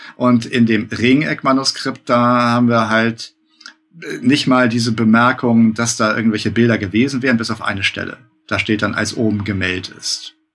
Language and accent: German; Northern Germany, Germany; ich als Norddeutscher